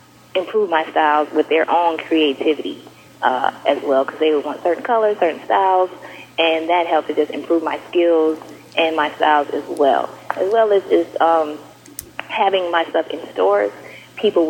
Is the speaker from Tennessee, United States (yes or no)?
no; St. Paul, Minnesota, United States; also born or lived in Florida / Brooklyn, New York; now in Atlanta, United States; I am from St. Paul, Minnesota, born and raised